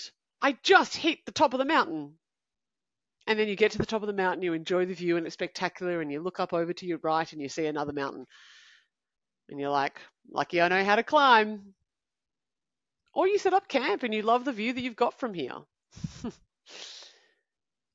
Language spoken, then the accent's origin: English; Canberra, Australian Capital Territory, Australia; I'm from Canberra. I'm 22